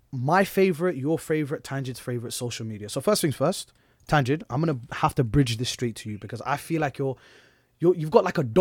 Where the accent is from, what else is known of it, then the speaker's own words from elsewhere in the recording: Manchester, North West England, United Kingdom; accent: Manchester; now in Luton, United Kingdom; my old ends back before I came to Luton, man was a Manny boy. I know you can't hear it from my accent, because I literally got my, I literally, tangent